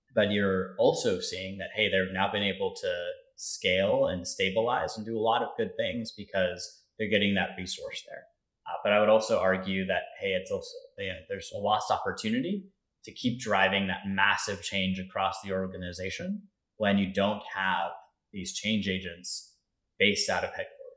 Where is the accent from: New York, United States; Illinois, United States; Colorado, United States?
Colorado, United States; Denver; moved away as an adult; also born or lived in Louisiana; I grew up in Denver, Colorado.